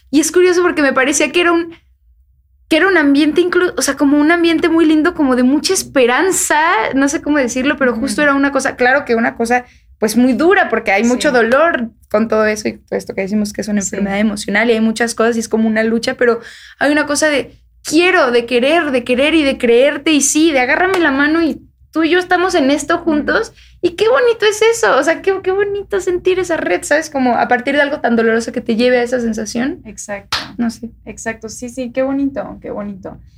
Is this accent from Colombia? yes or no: no; Mexico; aquí todos somos mexicanos.